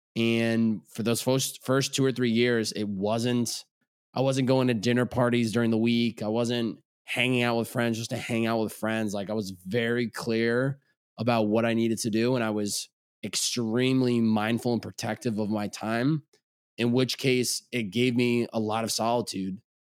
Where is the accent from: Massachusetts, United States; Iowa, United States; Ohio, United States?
Massachusetts, United States; Chicopee; also born or lived in Boston, Massachusetts; I grew up in Chicopee, Massachusetts. Lived there all eighteen years of my life.